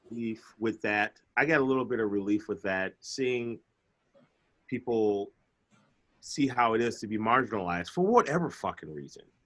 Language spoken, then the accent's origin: English; Chicago, Illinois, United States; I'm from Chicago.